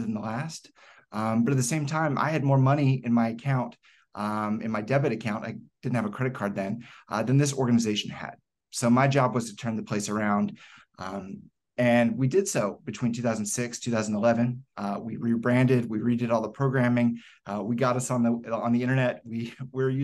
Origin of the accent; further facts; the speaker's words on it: Decatur, Georgia, United States; also born or lived in Ohio; I was raised in Decatur, Georgia